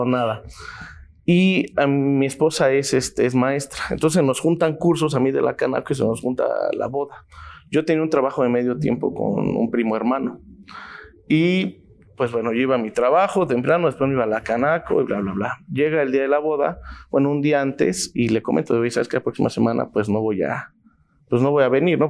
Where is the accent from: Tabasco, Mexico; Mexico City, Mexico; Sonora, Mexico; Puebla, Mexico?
Mexico City, Mexico; yo soy nativo aquí de la Ciudad de México